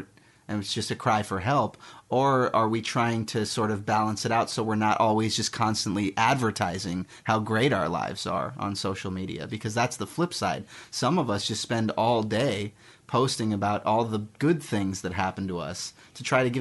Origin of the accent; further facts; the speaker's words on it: Miami Beach, Florida, United States; moved away as an adult; now in Los Angeles, United States; I'm from Miami Beach, Florida.